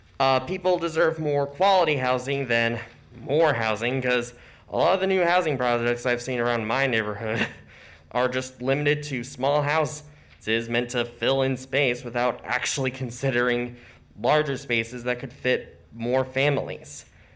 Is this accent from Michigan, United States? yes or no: yes; Lansing, Michigan, United States; I'm from the Second Ward, and I'm a candidate for Lansing City Council.